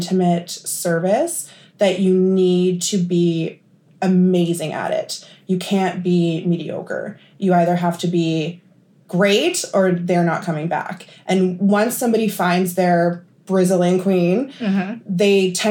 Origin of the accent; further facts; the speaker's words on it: Thunder Bay, Ontario, Canada; I'm from Thunder Bay, and after high school, I did aesthetics here at the college